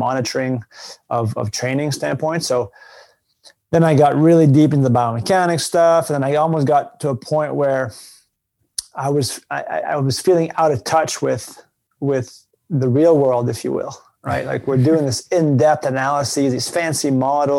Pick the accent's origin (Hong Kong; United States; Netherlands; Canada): Canada; moved away as an adult; I'm from Canada originally